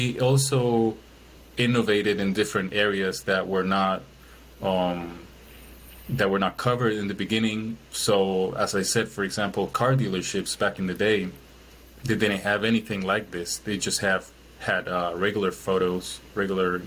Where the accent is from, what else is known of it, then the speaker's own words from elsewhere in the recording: Chile; moved away as an adult; now in Milwaukee, United States; I'm originally from Chile, I live in Milwaukee now.